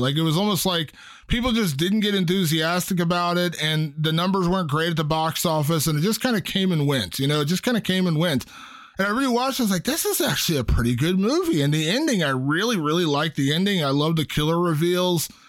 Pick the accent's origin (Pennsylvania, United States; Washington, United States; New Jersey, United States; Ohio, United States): Ohio, United States; my home state of Ohio